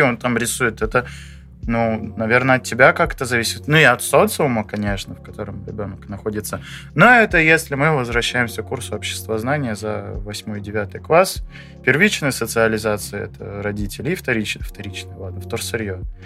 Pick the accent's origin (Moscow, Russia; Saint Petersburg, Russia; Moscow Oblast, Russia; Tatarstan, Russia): Saint Petersburg, Russia; я питерский